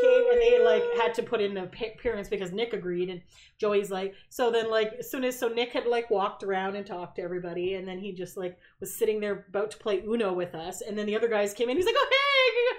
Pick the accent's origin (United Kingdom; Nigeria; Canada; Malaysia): Canada; I was from Canada.